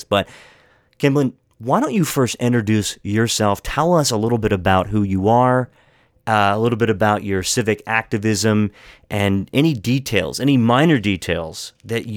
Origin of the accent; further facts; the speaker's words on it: Hagerstown, Maryland, United States; moved away as an adult; also born or lived in Montgomery County, Maryland; where I grew up in Western Maryland in Hagerstown